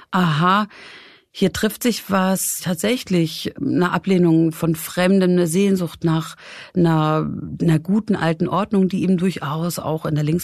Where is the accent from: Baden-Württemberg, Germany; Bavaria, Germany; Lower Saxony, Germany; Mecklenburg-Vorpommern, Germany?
Mecklenburg-Vorpommern, Germany; Wismar; wenn ich erzähle, so ich komme aus Wismar, dann ist es auch so eine schöne Stadt. Und natürlich klar, die Ostsee, diese große Backsteingotik, das ist schon recht beeindruckend.